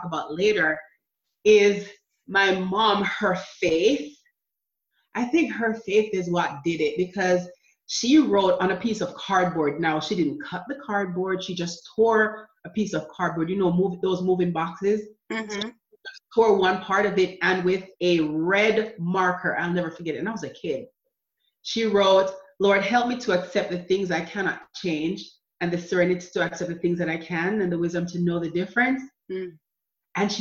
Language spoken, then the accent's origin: English; Jamaica; moved away as an adult; also born or lived in New Jersey / Florida; now in United States; growing up in Jamaica with my mom, we were poor